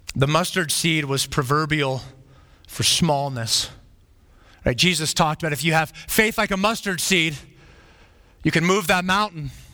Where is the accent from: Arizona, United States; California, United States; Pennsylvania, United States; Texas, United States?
Arizona, United States; Flagstaff; When I was growing up, I grew up in Flagstaff, Arizona